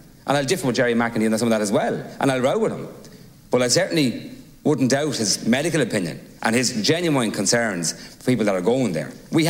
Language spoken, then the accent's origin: English; Navan, County Meath, Ireland; as an Navan person and a person who's attended a hospital many, many times over all my years growing up in Navan